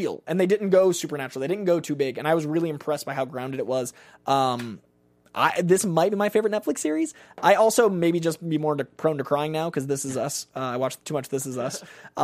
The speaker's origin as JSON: {"language": "English", "town": "Boston", "region": "Massachusetts", "country": "United States", "said": "I'm from Boston"}